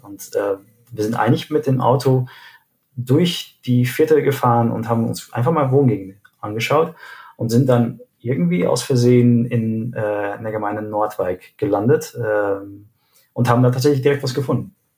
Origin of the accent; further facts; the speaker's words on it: Arnhem, Gelderland, Netherlands; moved away as an adult; also born or lived in Steinheim, Germany / South Africa / Cologne, Germany; now in Germany; Und wir sind aber eigentlich direkt nach meiner Geburt äh, nach Arnheim gezogen